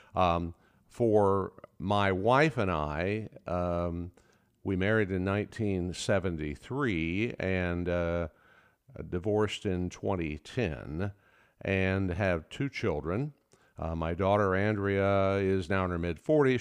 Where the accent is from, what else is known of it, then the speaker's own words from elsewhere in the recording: Oklahoma, United States; the farm I grew up on in Oklahoma